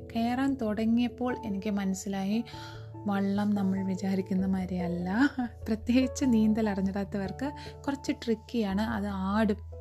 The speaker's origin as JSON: {"language": "Malayalam", "town": "Thiruvananthapuram", "region": "Kerala", "country": "India", "tie": "born or raised there", "said": "ഞാൻ ജനിച്ചു വളർന്നതൊക്കെ ട്രിവാൻഡ്രം സിറ്റിയിലാണ്"}